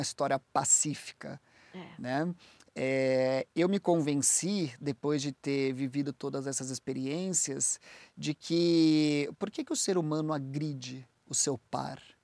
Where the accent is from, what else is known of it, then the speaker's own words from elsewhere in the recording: Brazil; moved away as an adult; also born or lived in United States; Eu sou do Brasil, eu é, sou advogado